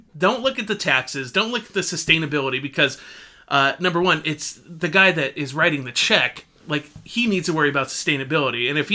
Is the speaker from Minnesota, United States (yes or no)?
no; San Diego, California, United States; I was born and raised in San Diego.